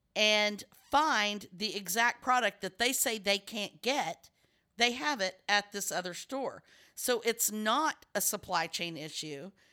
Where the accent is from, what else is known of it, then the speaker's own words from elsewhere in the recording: Texas, United States; I'm from Texas